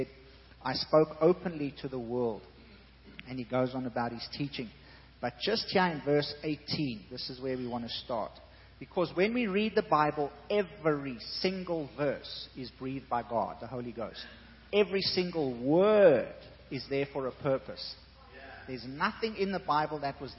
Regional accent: South Africa; I'm South African.

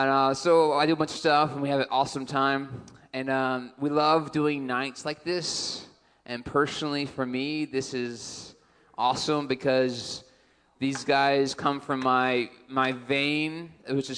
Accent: Texas, United States; moved away as an adult; also born or lived in Toronto, Canada; now in Midlothian, United States; I'm from Texas originally, but then when I graduated high school back in 2000, I went up to school of ministry up in Toronto, Canada

